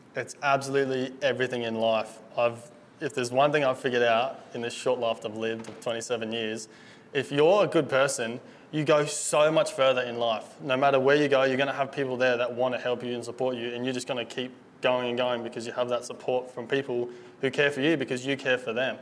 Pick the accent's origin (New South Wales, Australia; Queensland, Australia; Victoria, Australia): Queensland, Australia; Gold Coast; I grew up Gold Coast my whole life. Been here my whole life.